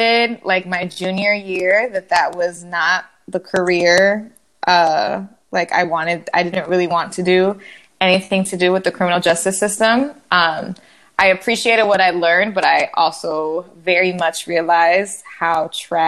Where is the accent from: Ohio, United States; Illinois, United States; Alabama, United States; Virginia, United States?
Illinois, United States; Chicago; also born or lived in Washington, D.C.; I was born and raised in Chicago